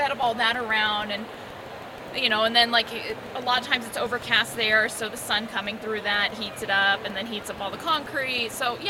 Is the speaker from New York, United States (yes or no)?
no; Arizona, United States; I'm from Arizona